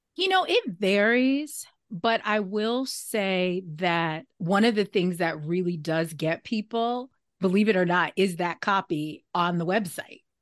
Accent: New York, United States; also born or lived in Syracuse, New York; I'm from New York, but that was in upstate New York

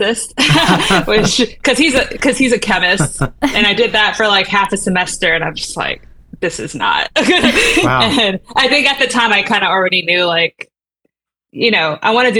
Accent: San Antonio, Texas, United States; I grew up in San Antonio

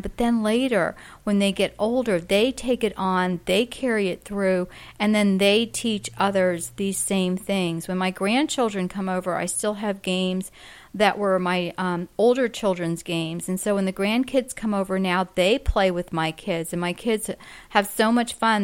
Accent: Florida, United States; we are from Florida

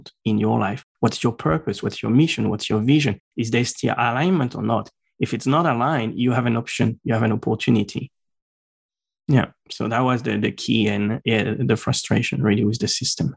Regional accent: Normandy, France; first language French; English is a second language; moved away as an adult; also born or lived in Strasbourg, France; now in Brisbane, Australia; In France, I was born in Normandy. Mm-hmm. So I spent all until like the first part of uni there

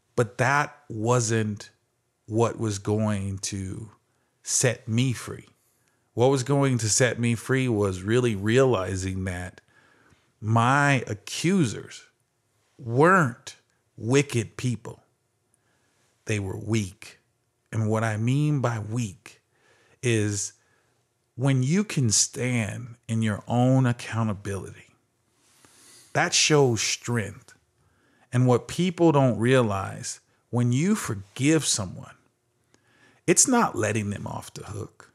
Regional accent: Phoenix, Arizona, United States; growing up in Phoenix, Arizona

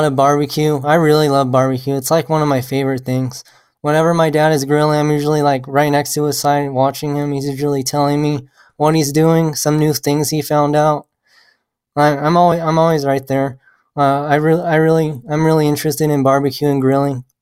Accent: Amarillo, Texas, United States; now in Lubbock, United States; I was born and raised in Texas my whole life. I was born in Amarillo, Texas.

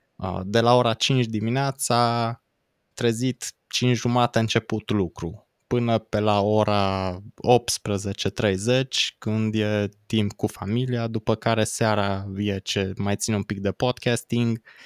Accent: Cluj-Napoca, Cluj County, Romania; Cluj-Napoca, de unde sunt eu

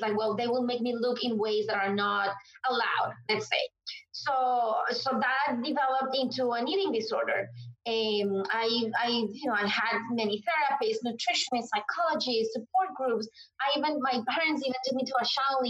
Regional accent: Colombia; moved away as an adult; now in Washington, D.C., United States; I am originally from Colombia, but I have been in the U.S. since 2010

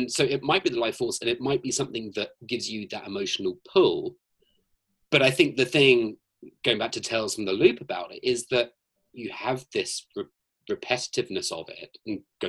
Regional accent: Scotland, United Kingdom; now in Los Angeles, United States; I'm from Scotland.

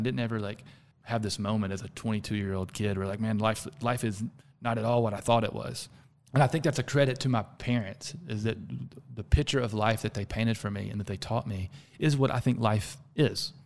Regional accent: the South, United States; accent: Southern; I'm from the South

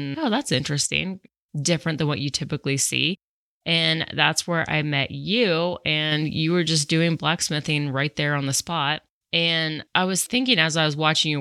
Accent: Colorado, United States; also born or lived in New York City; I was born and raised in Colorado. I did spend 8 years in New York City

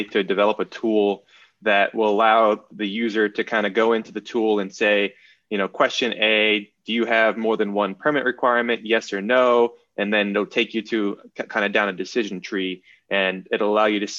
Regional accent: Massachusetts, United States; I'm from Massachusetts

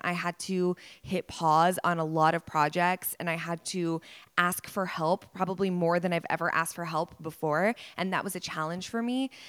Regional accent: Dallas, Texas, United States; born or raised there

